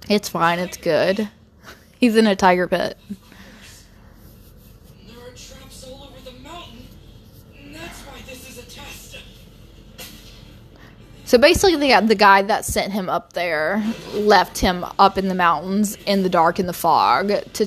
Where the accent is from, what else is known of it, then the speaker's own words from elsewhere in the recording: Brazil; English is a second language; I'm not, you know, American native. I'm actually from Brazil